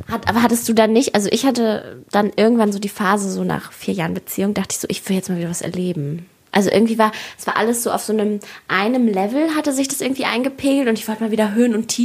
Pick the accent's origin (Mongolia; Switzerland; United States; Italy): Mongolia; moved away; ich komme ja aus der Mongolei.